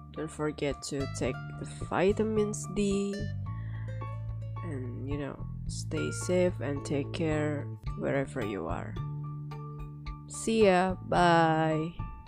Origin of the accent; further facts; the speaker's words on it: Indonesia; English is a second language; I'm from Indonesia